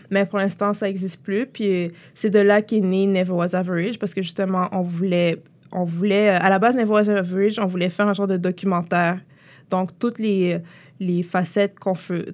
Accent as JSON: {"language": "French", "town": "Montreal", "region": "Quebec", "country": "Canada", "tie": "born or raised there", "said": "j'ai grandi à Montréal-Nord."}